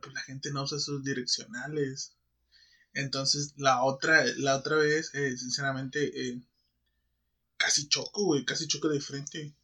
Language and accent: Spanish; Mexico; siendo mexicanos